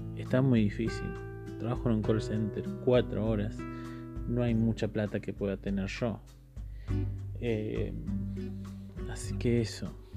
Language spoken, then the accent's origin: Spanish; Córdoba, Argentina; Yo soy de Córdoba